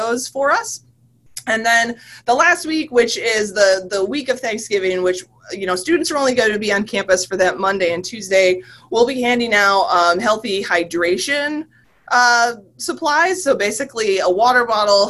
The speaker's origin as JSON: {"language": "English", "region": "Michigan", "country": "United States", "moved": "yes", "lives_now": "West Virginia, United States", "said": "I'm from Michigan"}